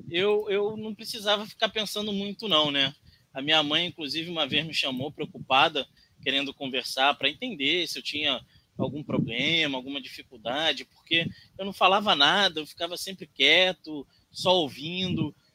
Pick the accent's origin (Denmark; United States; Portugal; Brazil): Brazil; Brasília, Federal District; born there; also born or lived in Rondônia; Eu nasci em Brasília. Todo mundo fala, pô, …, carioca, coisa e tal, mas eu nasci em Brasília, saí de lá muito pequeno, fui para Rondônia